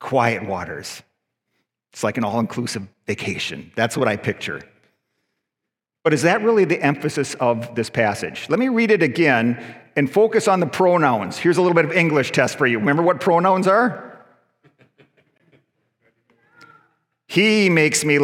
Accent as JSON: {"language": "English", "country": "United States", "tie": "born or raised there", "also_born_or_lived": "Mississauga, Canada", "moved": "yes", "lives_now": "Canada", "said": "I'm an American citizen"}